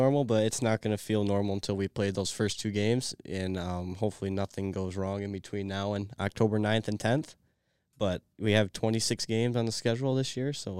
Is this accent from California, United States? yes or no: no; Tecumseh, Michigan, United States; I'm from Tecumseh, Michigan. My family currently resides in Onsted, Michigan